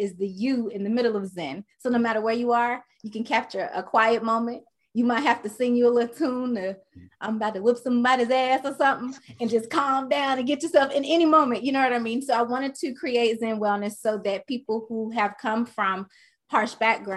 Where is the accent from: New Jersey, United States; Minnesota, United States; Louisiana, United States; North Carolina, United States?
North Carolina, United States; Charlotte; moved away as an adult; now in Los Angeles, United States; I'm from Charlotte, North Carolina. I've been in LA since